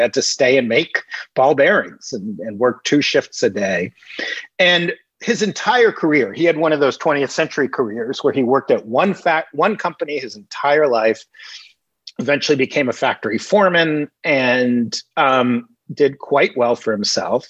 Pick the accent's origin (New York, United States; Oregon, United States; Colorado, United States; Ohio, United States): New York, United States; New York City; I grew up in Greenwich Village, New York, in all artist housing.